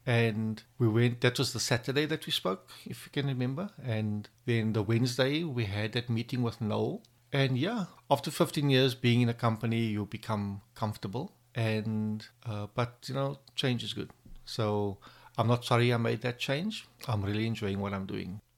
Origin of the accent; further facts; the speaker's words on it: Cape Town, Western Cape, South Africa; I'm from Cape Town, and I work for Silverwolf P